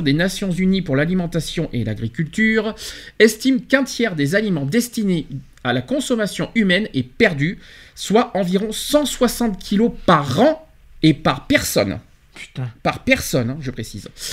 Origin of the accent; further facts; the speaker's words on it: France; chez nous en France